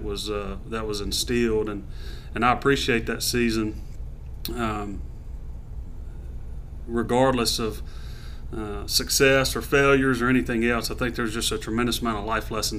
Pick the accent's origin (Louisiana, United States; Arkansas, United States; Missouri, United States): Louisiana, United States; Monroe; I was born and raised in Monroe, Louisiana.